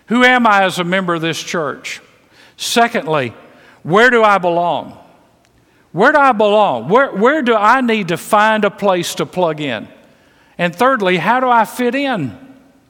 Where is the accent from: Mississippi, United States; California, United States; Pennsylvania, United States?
Mississippi, United States; I was raised in Mississippi, full of prejudice.